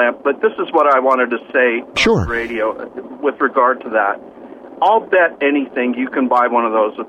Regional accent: Southwest, United States; moved away as an adult; also born or lived in Mid-Hudson Valley, New York; now in Raleigh, United States; I'm from the Southwest, Colorado, California, New Mexico, that area.

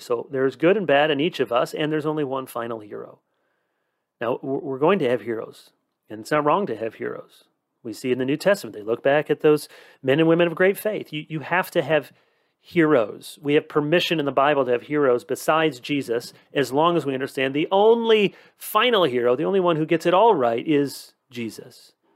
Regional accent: United States

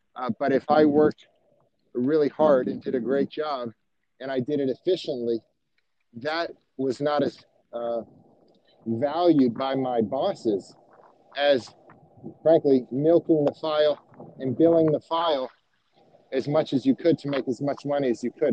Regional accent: Miami, Florida, United States; moved away as an adult; now in Atlanta, United States; I grew up in Miami, and uh, so I'm from Florida. I moved to Atlanta in 2003

